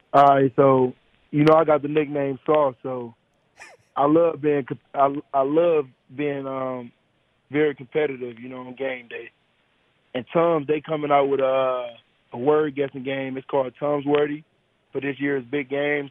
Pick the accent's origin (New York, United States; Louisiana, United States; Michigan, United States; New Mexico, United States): Michigan, United States; Detroit; I'm from Detroit.